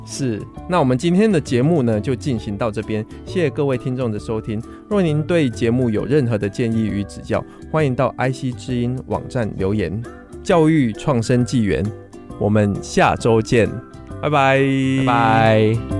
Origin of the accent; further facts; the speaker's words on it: Wandan, Pingtung County, Taiwan; also born or lived in United States; 我是屏东万丹长大的孩子